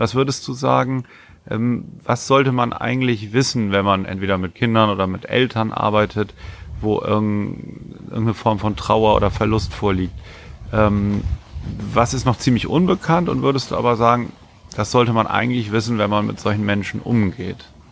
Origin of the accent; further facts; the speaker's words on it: Germany; Ich komme ja auch aus der Nähe von Bremen.